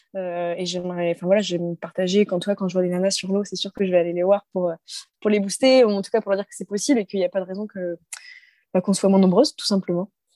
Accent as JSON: {"language": "French", "town": "Brest", "region": "Brittany", "country": "France", "tie": "born or raised there", "said": "je suis originaire de Brest"}